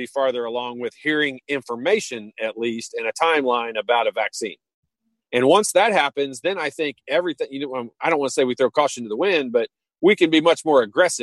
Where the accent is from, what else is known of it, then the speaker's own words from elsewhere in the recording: Indianapolis, Indiana, United States; as a kid growing up in Indianapolis